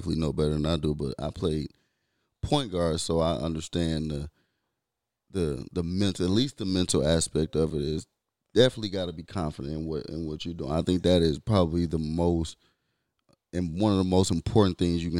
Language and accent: English; Michigan, United States; I'm a Tom Brady fan because I'm from Michigan.